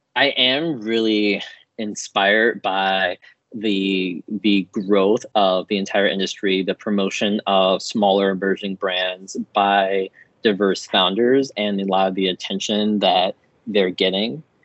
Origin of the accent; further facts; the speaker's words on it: Chicago, Illinois, United States; I grew up in Chicago on the south side of the city in a predominantly black neighborhood.